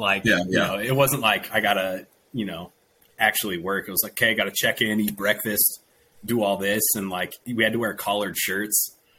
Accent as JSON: {"language": "English", "town": "Seattle", "region": "Washington", "country": "United States", "tie": "born or raised there", "also_born_or_lived": "Caldwell, Idaho", "moved": "as an adult", "said": "so I'm born and raised in Washington, like went to school in Idaho."}